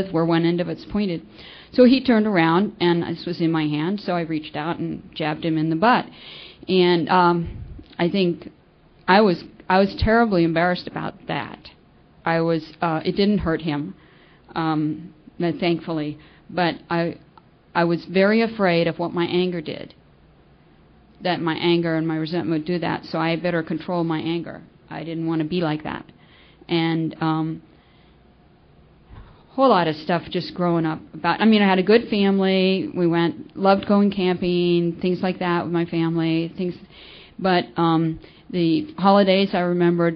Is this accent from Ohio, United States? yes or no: no; Florida, United States; also born or lived in California; I was born in California, and when I was 11, we moved to Florida, and so I grew up there